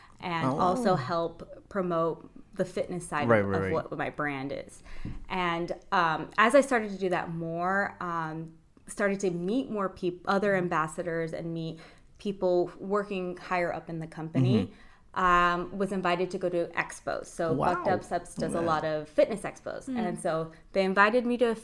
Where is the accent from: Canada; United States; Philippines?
United States; Palmdale, California; moved away as an adult; now in Oxnard, United States; I'm not from Oxnard. I've been living here for about 10 years now. I'm originally from Palmdale, Lancaster